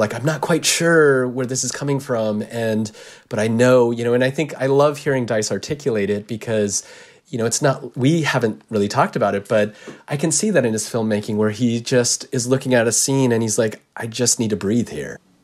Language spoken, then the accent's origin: English; United States; I'm Japanese American